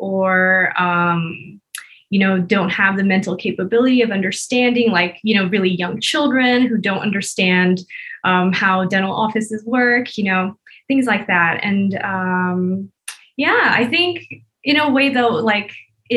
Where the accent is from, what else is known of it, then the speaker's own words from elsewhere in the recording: Bay Area, California, United States; moved away as an adult; now in Las Vegas, United States; I'm originally from the Bay Area in California, but right now I'm in Vegas